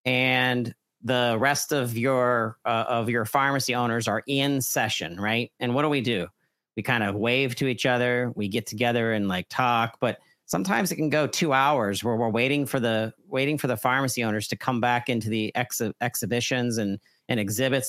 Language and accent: English; Pittsburgh, Pennsylvania, United States; now in Brownsville, United States; I'm a transplant from North Pittsburgh